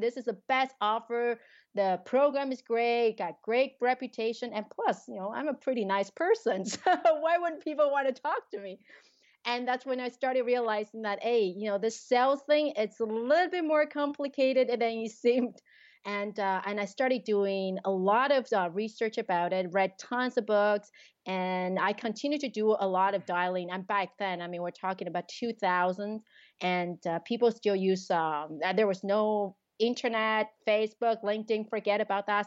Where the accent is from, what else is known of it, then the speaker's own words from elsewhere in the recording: Taiwan; also born or lived in Quebec, Canada; now in Canada; I grew up in Taiwan